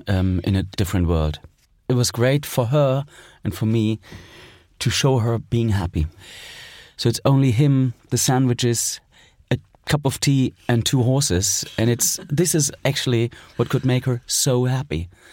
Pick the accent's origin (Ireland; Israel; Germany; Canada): Germany; East Germany; I was born in East Germany, so I spent my childhood there.